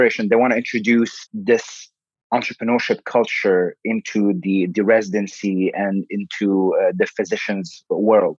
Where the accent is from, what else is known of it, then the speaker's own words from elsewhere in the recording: Damascus, Damascus Governorate, Syria; moved away as an adult; now in Chicago, United States; I was born in Damascus, Syria. I grew up there